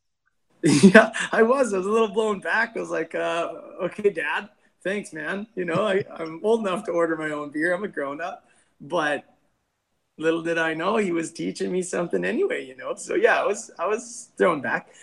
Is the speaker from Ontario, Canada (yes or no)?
no; North Battleford, Saskatchewan, Canada; also born or lived in Vancouver; Him and I grew up together here in the Battlefords.